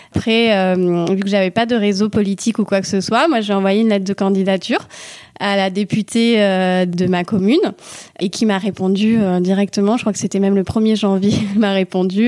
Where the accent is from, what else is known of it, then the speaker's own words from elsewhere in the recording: Toulouse, Occitania, France; also born or lived in Manville, Haute-Garonne; j'ai 33 ans, je viens de euh, Toulouse et donc je vis à Manville, euh, une commune rurale euh, d'Occitanie et plus précisément de Haute-Garonne.